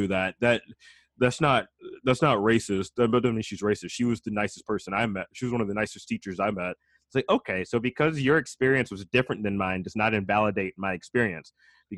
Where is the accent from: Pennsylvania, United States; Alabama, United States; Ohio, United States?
Alabama, United States; moved away; I grew up in Alabama